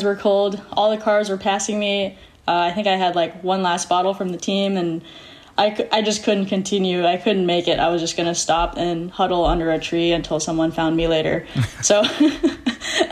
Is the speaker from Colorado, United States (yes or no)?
no; Tustin, California, United States; also born or lived in Newport Beach, California; I grew up in Tustin, California.